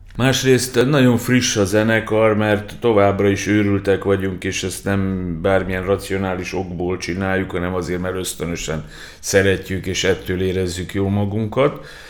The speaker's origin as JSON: {"language": "Hungarian", "town": "Novi Sad", "region": "Vojvodina", "country": "Serbia", "tie": "born or raised there", "said": "újvidéken nevelkedtem"}